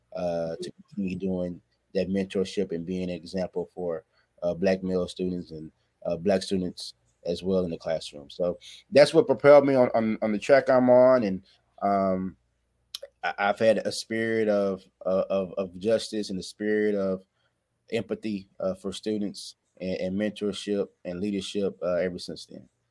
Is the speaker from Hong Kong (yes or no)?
no; Waco, Texas, United States; I'm from Waco, Texas